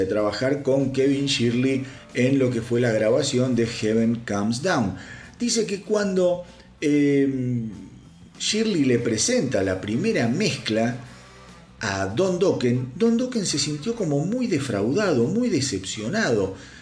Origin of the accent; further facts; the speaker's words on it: Argentina; en mi país, en Argentina